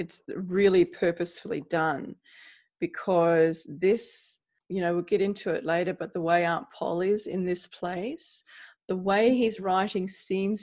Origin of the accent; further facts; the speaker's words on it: Australia; I'm Australian